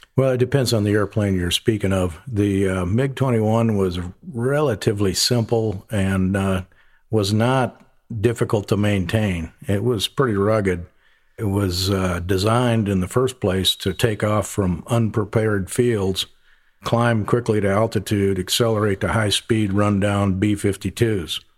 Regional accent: upper Midwest, United States; moved away as an adult; also born or lived in Central Florida; now in North Charleston, United States; I'm from the upper Midwest, uh, big farm family. Left there about as quickly as I could, joined the Air Force

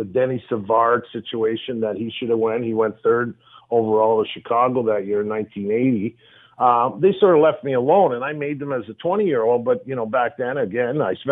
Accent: Hamilton, Ontario, Canada; there's a lot of French here in Hamilton, right? So where I grew up on Afton Avenue between Gage and Sherman

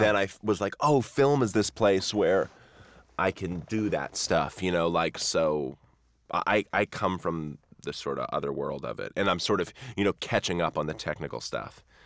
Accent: near Wenham Lake, Massachusetts, United States; near where I grew up. And actually, back in, like, the sixteenth, seventeenth century, was known as the best ice in the world, and they would ship blocks of ice on sawdust back to England from Wenham Lake in Massachusetts

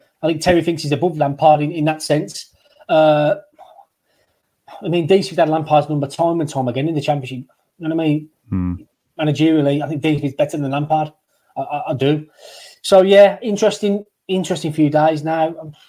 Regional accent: Great Barr, West Midlands, United Kingdom; We're from Great Barr. We've been to the Scott Arms and we grew up around the same area.

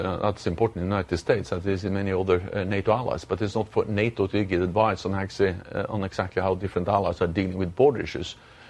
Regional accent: Norway; I'm from Norway, and Norway is bordering Russia.

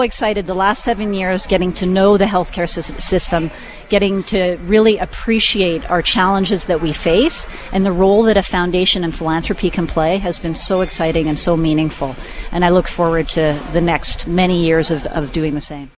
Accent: Vancouver, British Columbia, Canada; moved away as an adult; also born or lived in Singapore; I grew up in Vancouver.

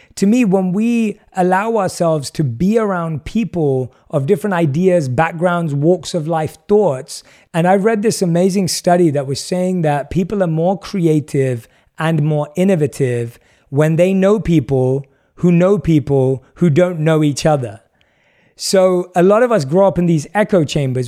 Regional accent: London, United Kingdom; I was born and raised in London and grew up as an average Londoner.

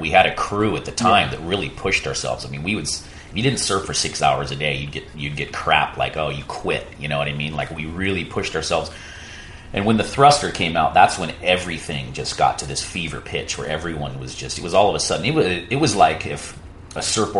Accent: Puerto Rico; You know, I grew up in Right Points.

